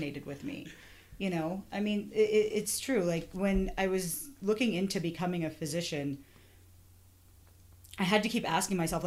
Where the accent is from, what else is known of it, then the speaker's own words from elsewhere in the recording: Colorado, United States; also born or lived in Chicago / Missouri; Very glad to be back home in Colorado